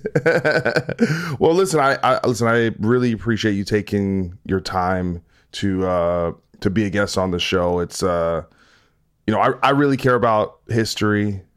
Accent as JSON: {"language": "English", "town": "New Brunswick", "region": "New Jersey", "country": "United States", "tie": "born or raised there", "said": "I grew up in New Brunswick until I was like fifteen, sixteen, but then I lived in East Brunswick."}